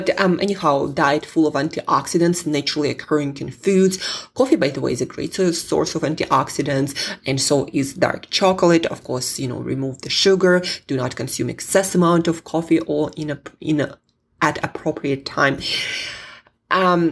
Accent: Siberia, Russia; I'm from Siberia

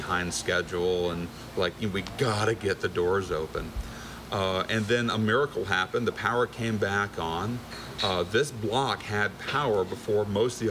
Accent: Boca Raton, Florida, United States; also born or lived in Orlando, Florida; born on a military base. Came straight to Florida. My whole family's been here for generations. And I was raised in South Florida.

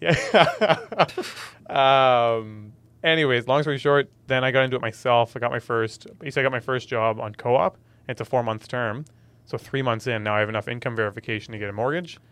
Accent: Ontario, Canada; moved away as an adult; now in Nova Scotia, Canada; Born and raised in Ontario

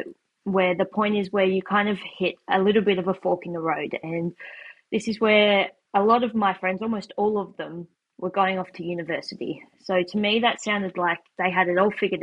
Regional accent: Tasmania, Australia; moved away as an adult; now in New Zealand; I grew up in Tasmania, Australia, where I went to school all the way up until year 12

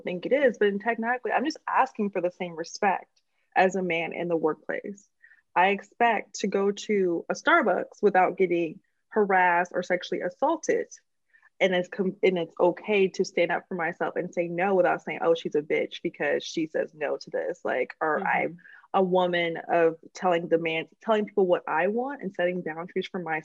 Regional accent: Oakland, California, United States; I'm from the Bay Area, I'm from Oakland

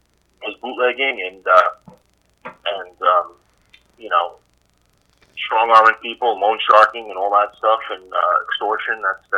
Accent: Queens, New York, United States; Growing up in Queens, like Jill and I did

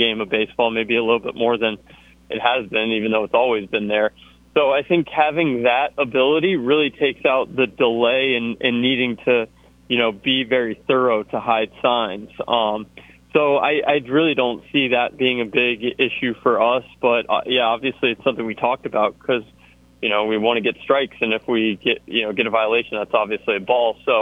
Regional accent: Georgia, United States; moved away as an adult; now in Auburn, United States; I grew up in Georgia

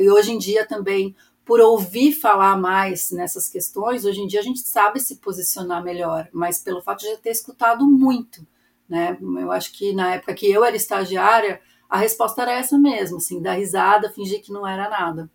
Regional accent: São Paulo, Brazil; moved away as an adult; now in Nogent-sur-Marne, France; tenho 47 anos, sou paulistana, aquariana

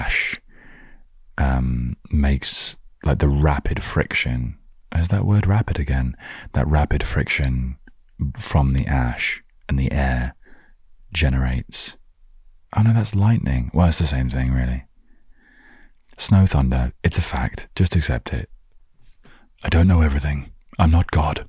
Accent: England, United Kingdom; I was living in my hometown

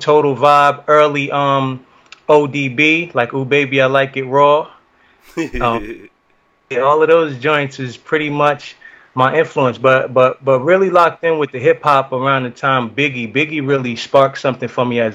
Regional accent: United States; my Jamaican roots and growing up in the States.

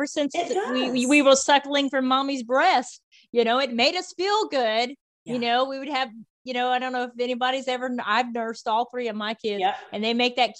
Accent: Virginia, United States; the one I grew up with in Virginia

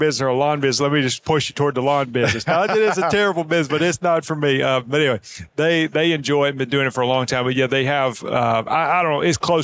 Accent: near Birmingham, Alabama, United States; Springville, Alabama. That's just outside Birmingham, Alabama, near my hometown.

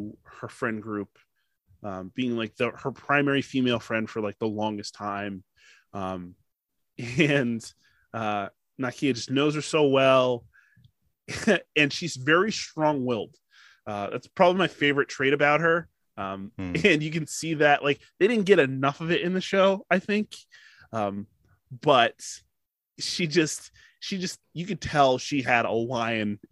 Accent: United States; I'm an American

